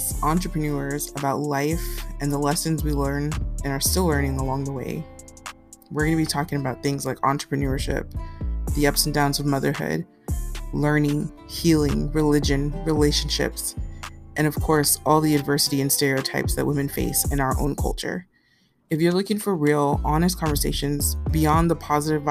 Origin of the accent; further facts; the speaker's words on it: Houston, Texas, United States; moved away as an adult; now in San Antonio, United States; I was born and raised in Houston, Texas